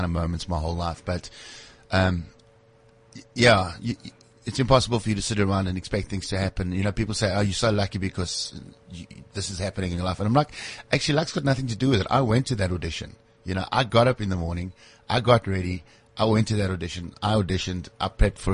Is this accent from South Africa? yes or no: yes; Springs, Gauteng, South Africa; also born or lived in Brakpan, South Africa; I was born in a very, very small town called Brakpan. Lived there until the age of 6 years old. And then my mom moved to Springs and lived there until I was 17.